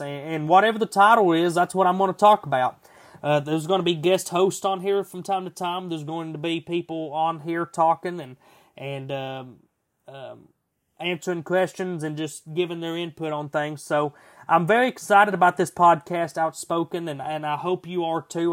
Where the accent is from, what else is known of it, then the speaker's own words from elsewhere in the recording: United States; we, as the American people